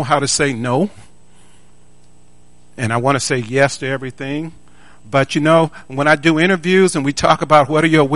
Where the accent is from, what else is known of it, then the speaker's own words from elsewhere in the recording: Tuscaloosa, Alabama, United States; I was born a poor black kid in Tuscaloosa, Alabama